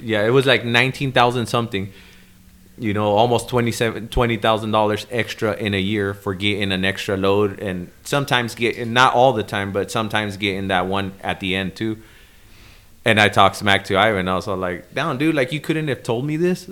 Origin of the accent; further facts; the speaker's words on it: El Paso, Texas, United States; also born or lived in Chicago, Illinois; Then I was raised in El Paso, Texas